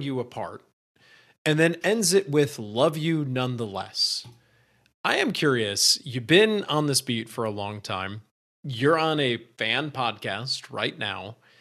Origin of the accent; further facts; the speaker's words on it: Michigan, United States; I'm from Michigan